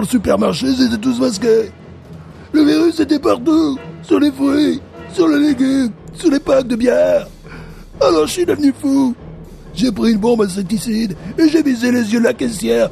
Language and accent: French; France; now in United States; en tant que Français